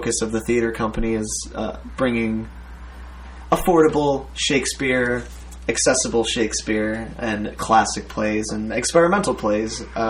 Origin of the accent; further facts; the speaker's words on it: Long Island, New York, United States; moved away as an adult; also born or lived in Plattsburgh; now in Brooklyn, United States; I grew up on Long Island, and so after school, I went back with my girlfriend, and I lived with my parents for a year